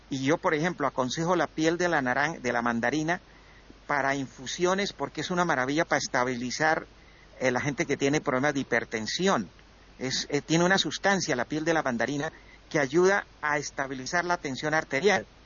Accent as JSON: {"language": "Spanish", "country": "Colombia", "moved": "yes", "said": "cuando hace 20 años que yo me vine de Colombia para Europa"}